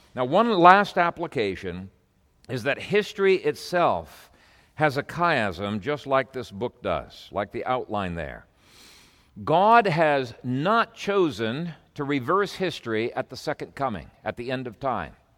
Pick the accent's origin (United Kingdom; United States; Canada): Canada; moved away as an adult; I came from Canada